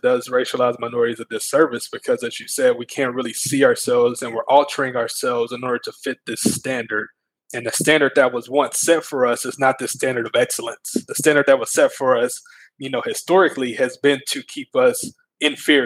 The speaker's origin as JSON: {"language": "English", "town": "Mount Pleasant", "region": "Texas", "country": "United States", "tie": "born or raised there", "said": "I was born in Mount Pleasant."}